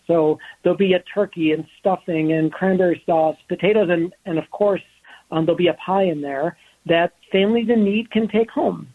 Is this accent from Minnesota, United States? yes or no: yes; Minnesota, United States; being a Minnesotan